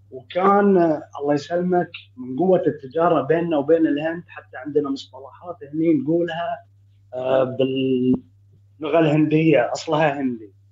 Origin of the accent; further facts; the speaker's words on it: Bahrain; انا من البحرين آه، حبيت آه، اعقب على موضوع بحكم ان الهنود عندنا يعني من سنين